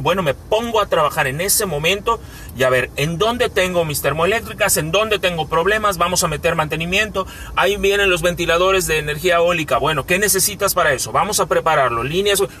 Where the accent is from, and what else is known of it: Mexico; also born or lived in Yucatán